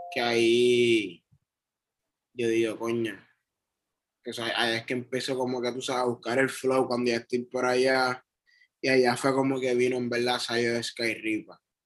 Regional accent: Trujillo Alto, Puerto Rico; moved away as an adult; also born or lived in Bronx, New York / New York; now in Río Piedras, Puerto Rico; yo yo nací en Nueva York, en el Bronx. Pero yo me crié en Trujillo Alto toda mi vida. Hasta mis 20 años

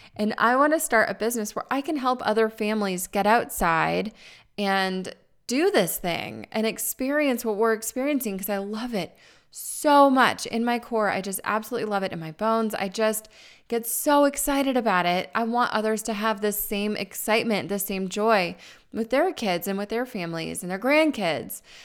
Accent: Tucson, Arizona, United States; moved away as an adult; I'm originally from Arizona where it's warm

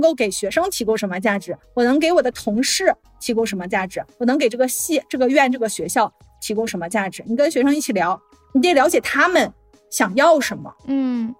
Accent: northern China, China; moved away as an adult; also born or lived in a southern Chinese city / northeastern United States; now in Florida, United States; 我是出生在一个北方的城市

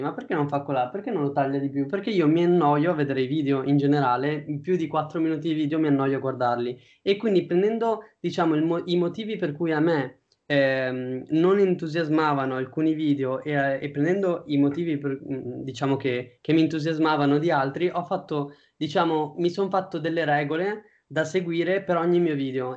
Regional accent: Padua, Veneto, Italy; io sono di Padova

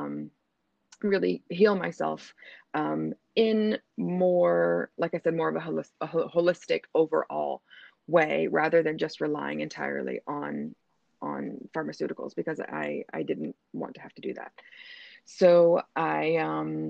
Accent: Denver, Colorado, United States; moved away as an adult; now in Doha, Qatar; I'm from the United States of America, from Denver, Colorado, but I live and work currently in Doha, Qatar, where I have been for the last 8 years.

